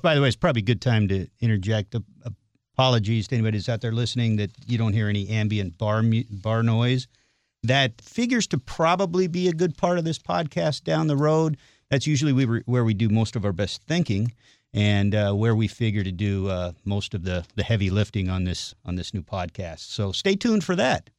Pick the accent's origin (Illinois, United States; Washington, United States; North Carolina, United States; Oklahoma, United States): Washington, United States; Seattle; moved away as an adult; now in Chicago, United States; I'm from the Seattle area originally